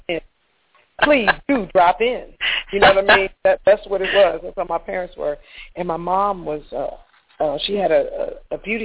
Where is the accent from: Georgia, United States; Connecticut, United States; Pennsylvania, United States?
Pennsylvania, United States; Chester; moved away; also born or lived in Atlanta; I grew up in Chester, Pennsylvania, 9 miles south of Philadelphia.